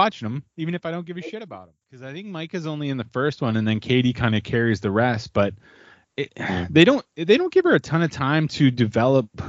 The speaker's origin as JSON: {"language": "English", "region": "southwestern Ontario", "country": "Canada", "tie": "born or raised there", "also_born_or_lived": "Alberta", "moved": "yes", "lives_now": "Manitoba, Canada", "said": "I grew up in southwestern Ontario, up in the Great White North"}